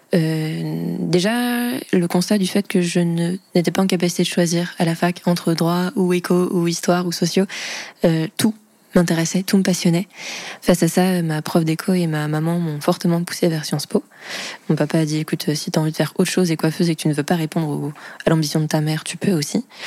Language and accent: French; Vendée, Pays de la Loire, France; born or raised there